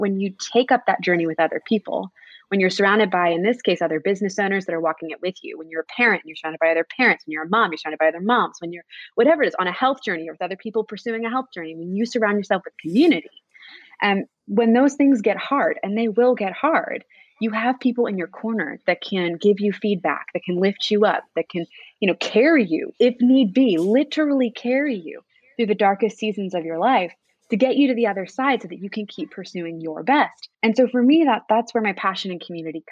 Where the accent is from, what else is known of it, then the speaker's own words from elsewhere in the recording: Annapolis, Maryland, United States; in my hometown of Annapolis